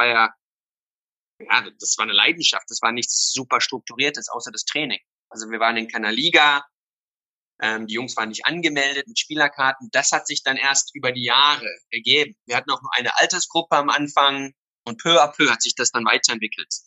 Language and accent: German; Somerset West, Western Cape, South Africa; moved away as an adult; also born or lived in Berlin; Ähm, hier in Somerset West, wo Young Bafana jetzt auch ist, ist mein Zuhause. Hier bin ich geboren, hier bin ich aufgewachsen und bin dann mit 18 nach Berlin.